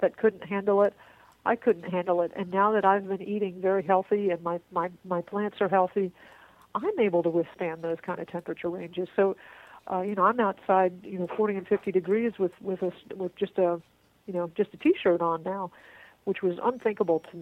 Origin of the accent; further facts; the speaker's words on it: Florida, United States; now in Texas, United States; I was originally from Florida